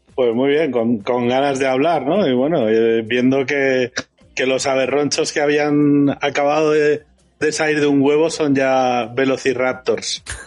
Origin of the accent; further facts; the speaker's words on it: Valencian Community, Spain; como valenciano